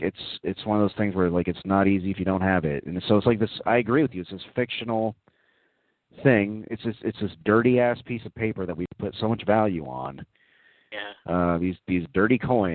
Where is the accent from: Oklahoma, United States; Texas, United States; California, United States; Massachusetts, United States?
Texas, United States; Dallas; moved away as an adult; also born or lived in Austin, Texas; now in New York, United States; I grew up in Dallas, which is a town I'm not crazy about, but I lived in Austin for about 5 years or so